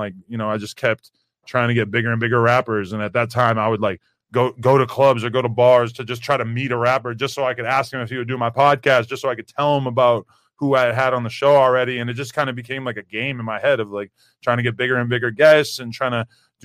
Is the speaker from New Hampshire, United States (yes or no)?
yes; Nashua, New Hampshire, United States; moved away; So I'm from Nashua, New Hampshire, which is like a small city about 40 minutes outside of Boston.